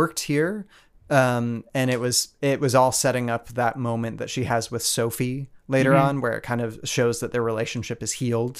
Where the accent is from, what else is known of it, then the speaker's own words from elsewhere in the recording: Portland, Oregon, United States; we're from Portland